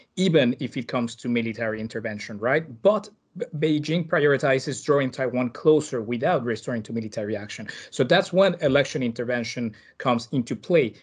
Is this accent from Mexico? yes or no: yes; Mexico; my home country of Mexico